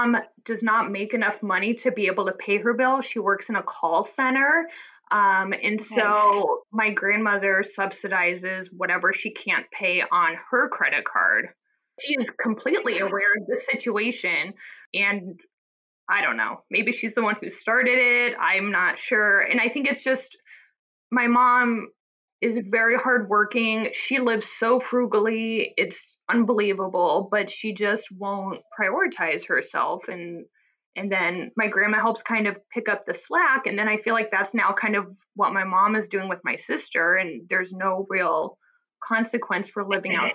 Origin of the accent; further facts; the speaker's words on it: Omaha, Nebraska, United States; now in New Haven, United States; I'm from the Midwest. She's still in Omaha, Nebraska, where I'm from, and we're out in Connecticut.